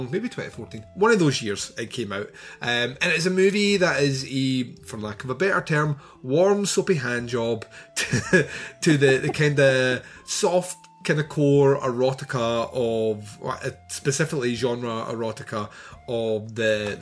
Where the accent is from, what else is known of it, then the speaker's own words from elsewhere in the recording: Scotland, United Kingdom; I'm Scottish, and we all live in the Highlands apparently